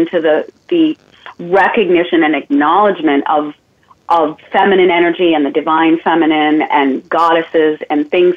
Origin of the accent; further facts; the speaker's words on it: Maine, United States; moved away as an adult; also born or lived in Germany / Missouri; my home of Maine, my home state of Maine